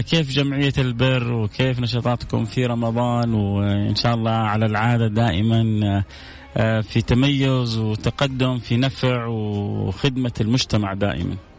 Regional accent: Saudi Arabia; بلدنا الغالية حتى إحنا ربما كسعوديين

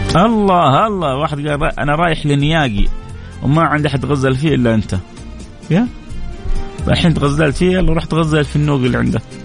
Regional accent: Saudi Arabia; هنا في مملكتنا وعندنا في مكه

